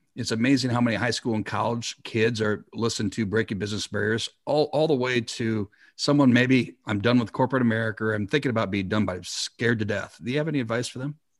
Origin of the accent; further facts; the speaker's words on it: South Dakota, United States; my home state of South Dakota